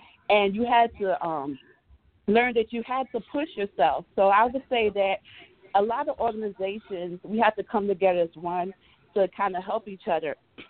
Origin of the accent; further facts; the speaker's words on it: North Carolina, United States; And I look at growing up in rural America, and I grew up in Eastern North Carolina.